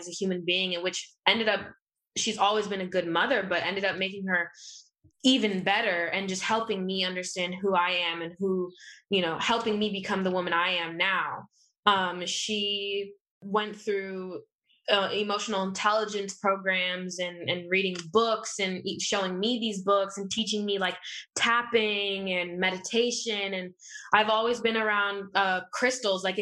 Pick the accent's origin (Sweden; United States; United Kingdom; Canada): United States; Los Angeles, California; also born or lived in Inglewood / Santa Monica; I was born here in LA.